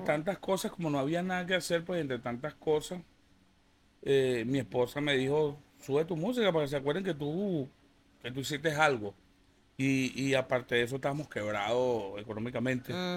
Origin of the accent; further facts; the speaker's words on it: Venezuela; son paisanos, somos venezolanos